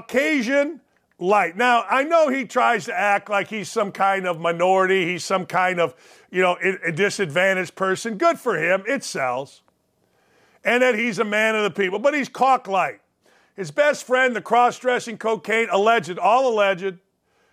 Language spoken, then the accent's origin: English; Gary, Indiana, United States; I grew up in Gary, Indiana.